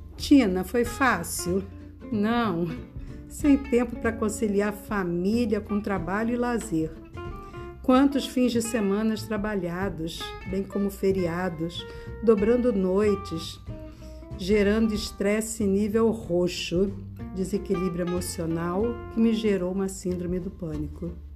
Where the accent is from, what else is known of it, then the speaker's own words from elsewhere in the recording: Rio de Janeiro, Brazil; Sou carioca da Gema, nascida e criada no Rio de Janeiro